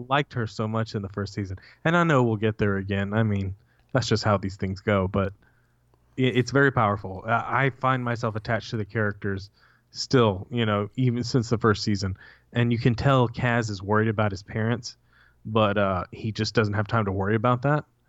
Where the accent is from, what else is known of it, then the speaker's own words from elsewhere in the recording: United States; As an American